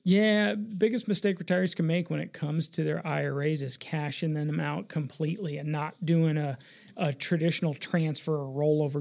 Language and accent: English; Denver, Colorado, United States; I was born and raised here in Denver.